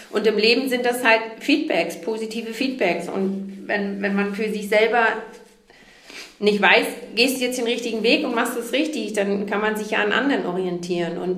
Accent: Neumünster, Schleswig-Holstein, Germany; moved away; dass ich damals aus Schleswig-Holstein weg wollte, explizit aus meinem Heimatort Neumünster

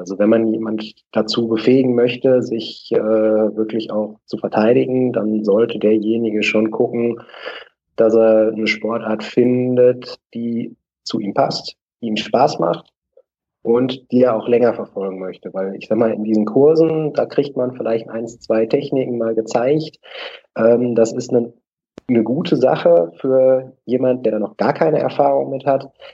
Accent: Bochum, North Rhine-Westphalia, Germany; habe dann ein Probetraining in einem Verein bei uns in Bochum gemacht

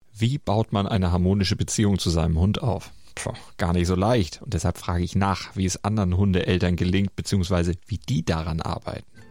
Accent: North Rhine-Westphalia, Germany; Ich komme ja selbst aus Westfalen

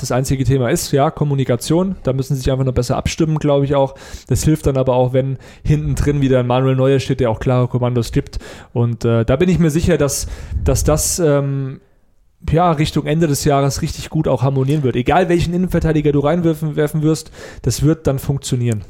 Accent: near Frankfurt, Hesse, Germany; Ich komme aus der Nähe von Frankfurt

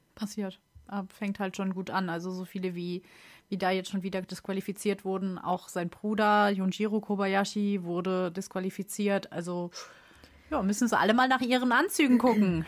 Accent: Germany; als Deutscher

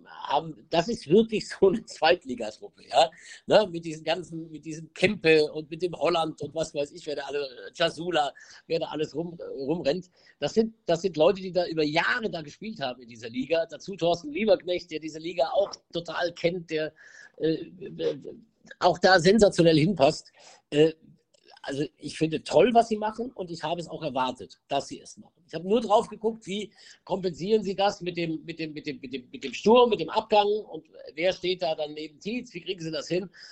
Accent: Mühlacker, Baden-Württemberg, Germany; moved away as an adult; also born or lived in Pforzheim / Stuttgart; now in Munich, Germany; Ich bin in, in, in Pforzheim geboren, dann bin ich in, in, einem, in einem Kaff, neun Kilometer von Pforzheim entfernt, aufgewachsen

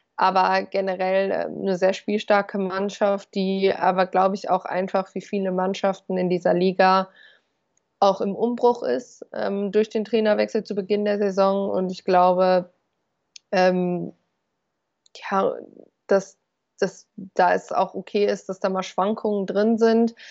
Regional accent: North Rhine-Westphalia, Germany; Ich komme aus Ostwestfalen

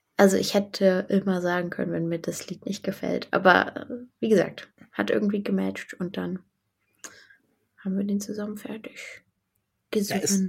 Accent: Berlin, Germany; ich komme aus Berlin, um, ähm, vom, vom Stadtrand, vom nördlichen Stadtrand Berlins

